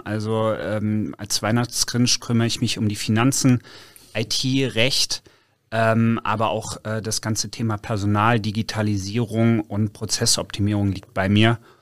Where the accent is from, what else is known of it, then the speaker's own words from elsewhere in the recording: North Hesse, Germany; now in Cologne, Germany; ich bin gebürtiger Nordhesse